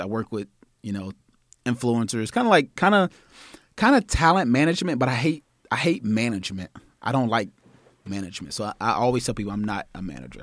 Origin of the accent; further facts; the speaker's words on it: Nashville, Tennessee, United States; moved away; also born or lived in Austin; we're in Austin right now, so I'm originally from Nashville.